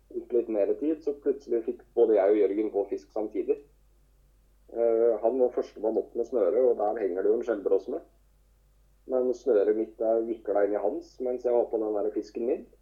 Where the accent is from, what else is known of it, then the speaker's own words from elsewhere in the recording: Telemark, Norway; Det er jo der jeg starta òg, i Telemark